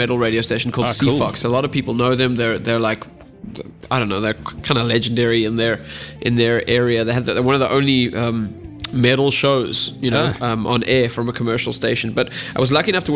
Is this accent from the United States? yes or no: no; South Africa; we're just South African